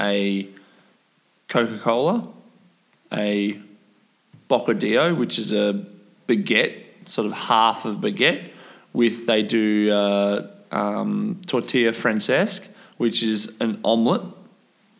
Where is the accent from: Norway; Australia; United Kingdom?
Australia; being an Aussie